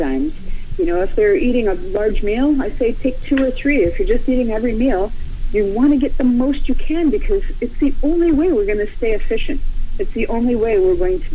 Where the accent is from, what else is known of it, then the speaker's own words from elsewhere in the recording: Florida, United States; I'm from Florida